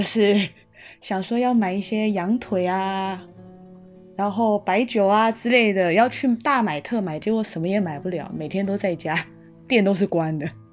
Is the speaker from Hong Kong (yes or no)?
no; Taiwan; moved away as an adult; now in Madrid, Spain; 我是来自台湾的